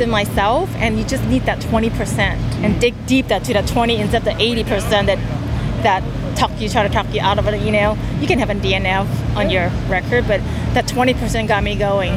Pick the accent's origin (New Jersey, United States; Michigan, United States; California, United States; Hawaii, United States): Hawaii, United States; Honolulu; I'm from Honolulu, Hawaii.